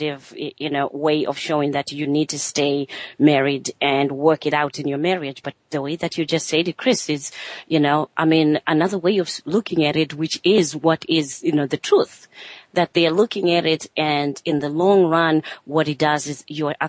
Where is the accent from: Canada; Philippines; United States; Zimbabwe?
Zimbabwe; moved away; I'm from Zimbabwe, I'm from Africa myself